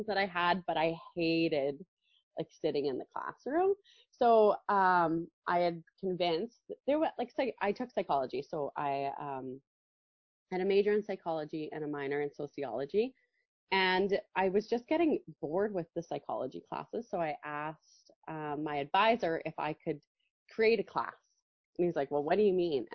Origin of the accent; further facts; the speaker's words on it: Calgary, Alberta, Canada; also born or lived in Lethbridge / Stony Plain; I grew up in Calgary and spent my whole life in Calgary until I decided to leave